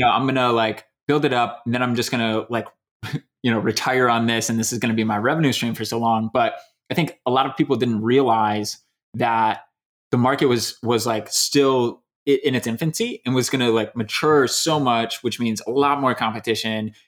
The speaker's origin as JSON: {"language": "English", "region": "Michigan", "country": "United States", "tie": "born or raised there", "also_born_or_lived": "Louisiana", "moved": "as an adult", "lives_now": "Indiana, United States", "said": "I was born in Louisiana, but I, I was raised in Michigan."}